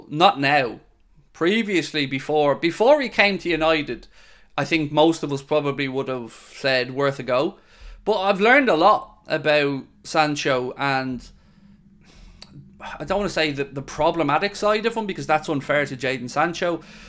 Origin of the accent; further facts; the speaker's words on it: New Zealand; I do, I'm from New Zealand.